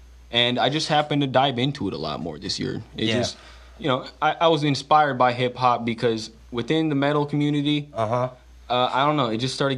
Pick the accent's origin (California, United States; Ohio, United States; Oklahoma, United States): California, United States; Stockton; I grew up around there, but I moved. I moved.